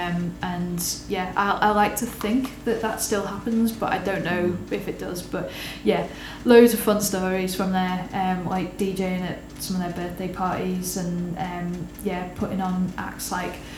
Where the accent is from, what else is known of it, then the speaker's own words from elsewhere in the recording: Liverpool, North West England, United Kingdom; now in Manchester, United Kingdom; as a scouser